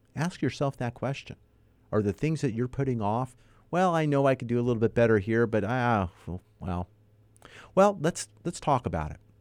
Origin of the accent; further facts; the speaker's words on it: Los Angeles, California, United States; also born or lived in Northridge; I was a child growing up in North Hollywood, not too far from Silmar